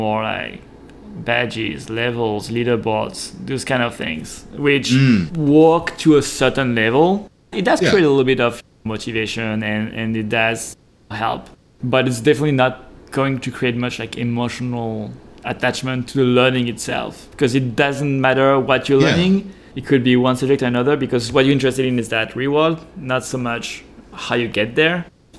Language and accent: English; France; English is a second language; now in San Francisco, United States; I live in San Francisco. I'm born and raised in France.